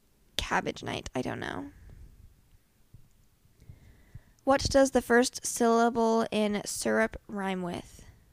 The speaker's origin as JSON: {"language": "English", "region": "Midwest", "country": "United States", "said": "Yeah. We are indeed from the Midwest."}